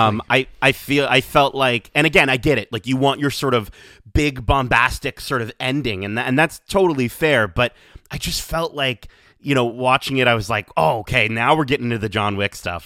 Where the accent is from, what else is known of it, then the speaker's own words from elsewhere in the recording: Canada; as a Canadian